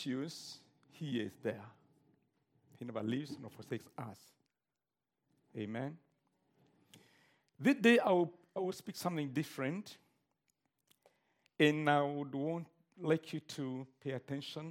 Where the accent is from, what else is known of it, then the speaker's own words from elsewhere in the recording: Kenya; I'm a Kenyan.